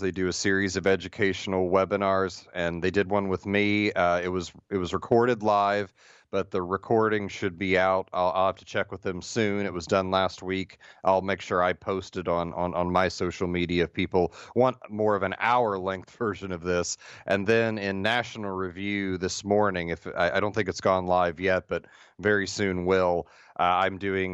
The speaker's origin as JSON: {"language": "English", "region": "Midwest", "country": "United States", "said": "Being from the Midwest"}